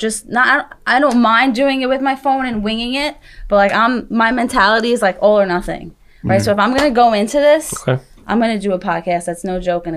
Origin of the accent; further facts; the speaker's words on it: Lake Grove, New York, United States; moved away as an adult; now in West Islip, United States; I'm originally from Lake Grove. I moved to West Islip last year